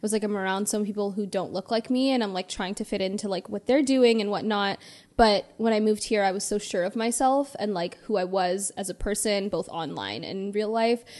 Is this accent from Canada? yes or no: yes; Toronto, Ontario, Canada; moved away as an adult; now in Los Angeles, United States; born and raised in Toronto. I moved here, like, four years ago